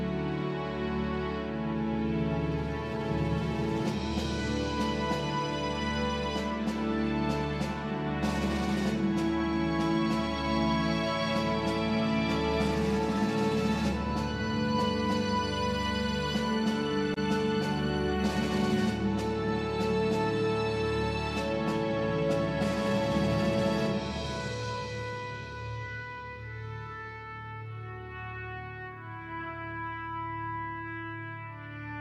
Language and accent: English; Grand Rapids, Michigan, United States; now in Nashville, United States; I'm from Nashville, Tennessee, originally from Grand Rapids, Michigan